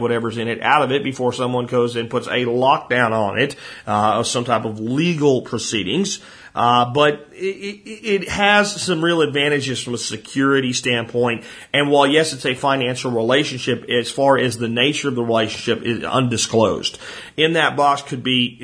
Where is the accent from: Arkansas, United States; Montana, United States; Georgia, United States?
Arkansas, United States; Hot Springs; I'm from Hot Springs, Arkansas, and my office is in Hot Springs Village